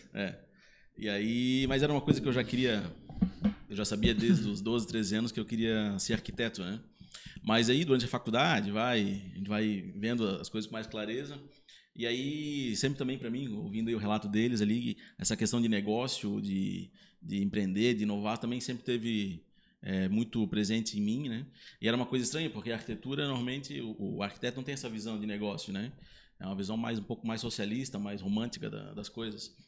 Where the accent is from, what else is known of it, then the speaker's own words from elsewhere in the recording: Blumenau, Santa Catarina, Brazil; eu nasci em Blumenau